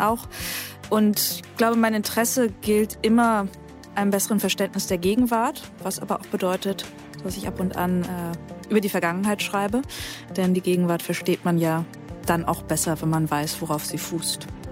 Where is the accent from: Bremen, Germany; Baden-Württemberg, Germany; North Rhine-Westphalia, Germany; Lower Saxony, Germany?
Bremen, Germany; now in Berlin, Germany; Ich bin selbst in Bremen aufgewachsen und zur Schule gegangen